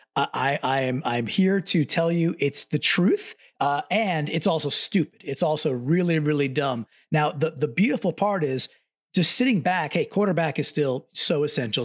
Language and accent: English; Long Island, New York, United States; born and raised on Long Island